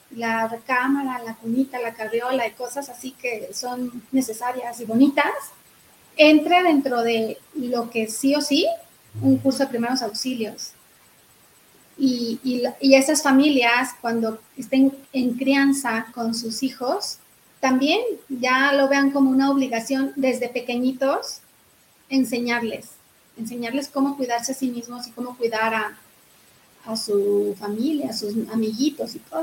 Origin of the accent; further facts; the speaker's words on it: Zacatecas, Mexico; now in Querétaro, Mexico; soy de Zacatecas, allá nací, allá está toda mi familia